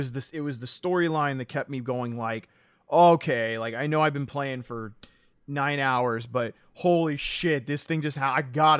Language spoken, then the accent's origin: English; the South, United States; I'm super interested to see how he pulls off a Southern accent personally because I'm from the South.